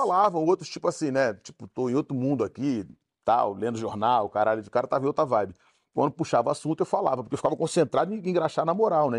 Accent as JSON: {"language": "Portuguese", "region": "Rio de Janeiro", "country": "Brazil", "tie": "born or raised there", "also_born_or_lived": "Nova Holanda, Rio de Janeiro", "said": "Vila do Pinheiro é uma favela no Rio de Janeiro. Eu sou de lá, nascido na Nova Holanda"}